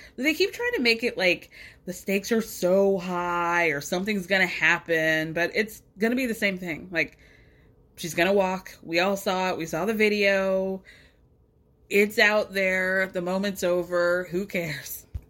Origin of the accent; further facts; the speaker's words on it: Atlanta, Georgia, United States; I grew up in Atlanta